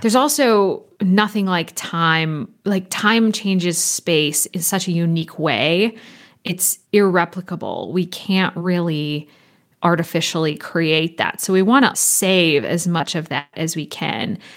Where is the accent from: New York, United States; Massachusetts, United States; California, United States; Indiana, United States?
California, United States; moved away; also born or lived in Copenhagen, Denmark; growing up in California and the time spent studying in Copenhagen and throughout Scandinavia